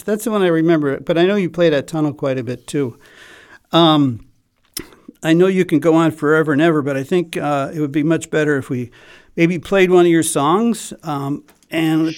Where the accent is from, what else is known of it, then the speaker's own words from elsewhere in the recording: Chicago, Illinois, United States; I'm from Chicago